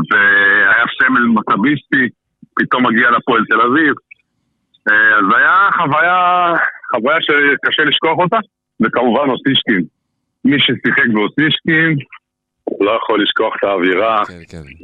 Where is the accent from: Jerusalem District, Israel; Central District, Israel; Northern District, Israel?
Northern District, Israel; Jezreel Valley; moved away as an adult; also born or lived in Nazareth / Haifa / Tel Aviv; גם הגענו ביחד למכבי חיפה בגיל 18, כל אחד במקום אחר, הוא הגיע מחדרה, אני הגעתי מעמק יזרעאל.